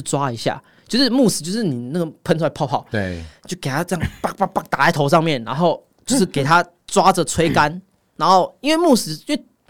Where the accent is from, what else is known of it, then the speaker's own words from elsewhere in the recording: Taipei, Taiwan; 我身毕竟从小到大在西门町长大的